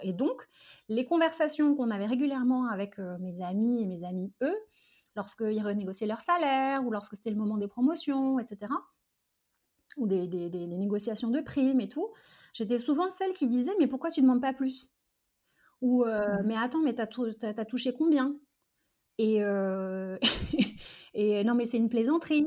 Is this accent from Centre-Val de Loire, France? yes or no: no; Charenton-le-Pont, Île-de-France, France; also born or lived in Algeria; Je suis venue en France avec mes parents et mon frère quand j'avais 4 ans. Mmh euh, et donc j'ai fait toute ma scolarité euh, ici, en, proche banlieue parisienne